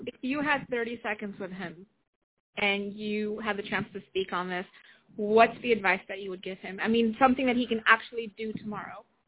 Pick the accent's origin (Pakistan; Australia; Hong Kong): Pakistan; moved away; Being Pakistani, having lived in Pakistan, still having family there.